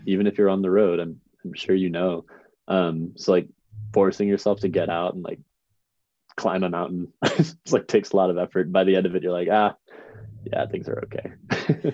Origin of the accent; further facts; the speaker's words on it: Chicago, Illinois, United States; now in Missoula, United States; I'm from the suburbs outside Chicago, Illinois